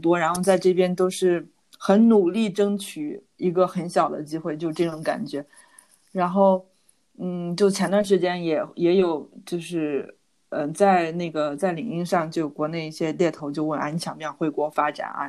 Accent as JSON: {"language": "Chinese", "country": "China", "moved": "as an adult", "lives_now": "Netherlands", "said": "我是中国人"}